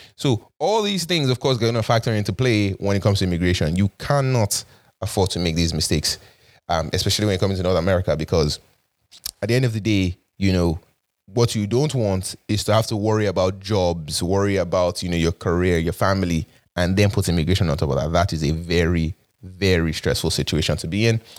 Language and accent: English; Nigeria; now in Toronto, Canada; the Nigerian in me